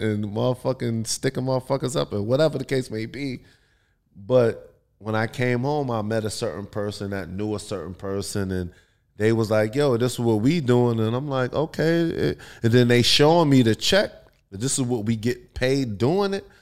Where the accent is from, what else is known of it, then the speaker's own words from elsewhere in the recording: New York, United States; moved away as an adult; now in California, United States; I'm from New York, and I moved to California